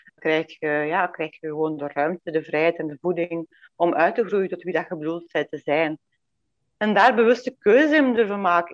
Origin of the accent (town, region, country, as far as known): Belgium; born or raised there; moved away as an adult; now in Domburg, Netherlands